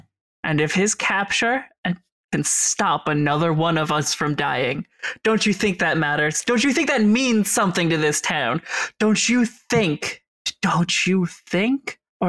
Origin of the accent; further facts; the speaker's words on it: Colorado, United States; We are from Southern Colorado.